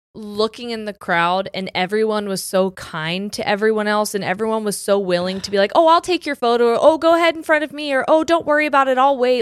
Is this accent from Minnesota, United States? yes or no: no; Ohio, United States; we're from Ohio